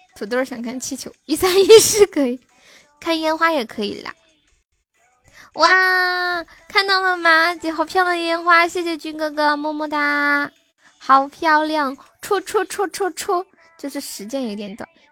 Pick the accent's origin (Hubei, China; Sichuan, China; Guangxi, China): Sichuan, China; 我是四川的